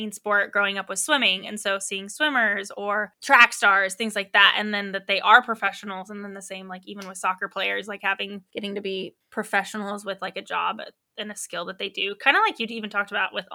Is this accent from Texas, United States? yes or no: no; Oklahoma, United States; moved away; also born or lived in Colorado; I was raised in Oklahoma and then into Colorado